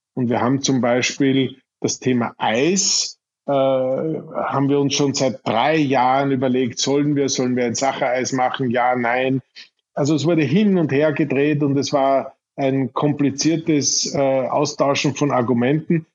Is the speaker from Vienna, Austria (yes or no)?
no; Irdning, Styria, Austria; das kleine Gasthaus in Irtning, meinem Heimatort in der Steiermark